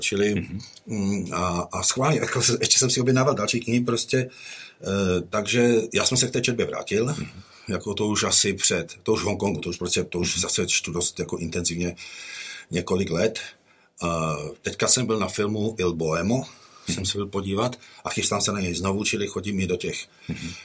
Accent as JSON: {"language": "Czech", "country": "Czechia", "also_born_or_lived": "United States", "moved": "as an adult", "said": "když jsem odcházel v roce devadesát jedna, my jsme odjížděli do Spojených států"}